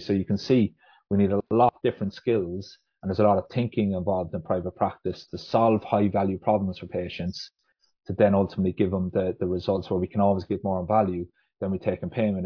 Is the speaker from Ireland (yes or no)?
yes; Ireland; moved away as an adult; now in Huddersfield, United Kingdom; I'm, I'm from Ireland originally, um, but moved over to the UK to study physiotherapy